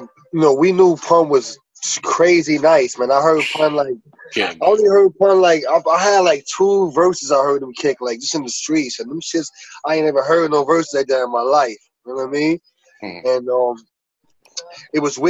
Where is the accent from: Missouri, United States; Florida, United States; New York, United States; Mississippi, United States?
New York, United States; New York City; from Prospect. From Prospect Avenue, born and raised